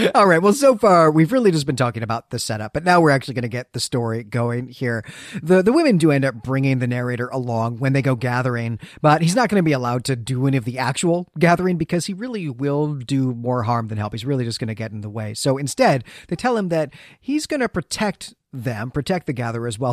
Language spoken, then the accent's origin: English; Great Lakes, United States; now in Philadelphia, United States; the winters that I had growing up in the Great Lakes